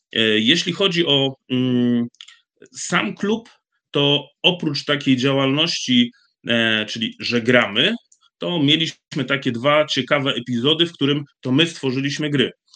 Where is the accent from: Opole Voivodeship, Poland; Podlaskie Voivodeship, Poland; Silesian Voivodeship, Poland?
Silesian Voivodeship, Poland; Bytom; u nas w Bytomiu